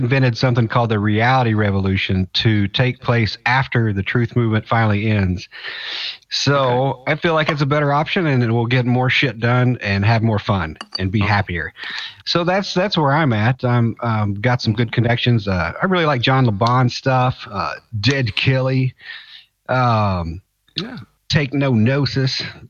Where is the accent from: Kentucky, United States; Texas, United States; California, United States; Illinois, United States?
Kentucky, United States; Louisville; Yeah, I'm from Louisville, Kentucky area.